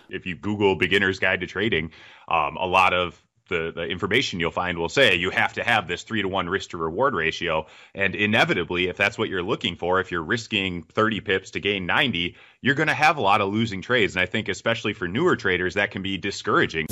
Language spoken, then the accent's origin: English; United States; accent: American; I'm American, as you can tell by my accent